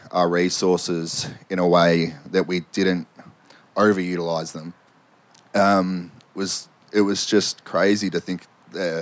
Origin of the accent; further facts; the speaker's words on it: Victoria, Australia; I'm from Hillsville, so I live up at Badger Creek there